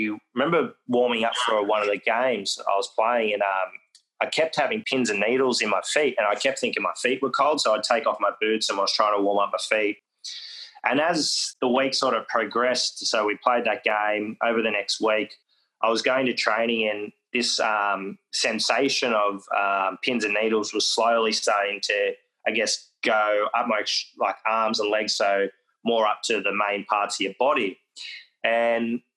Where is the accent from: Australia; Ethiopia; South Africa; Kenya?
Australia; Forster, New South Wales; where I grew up in Foster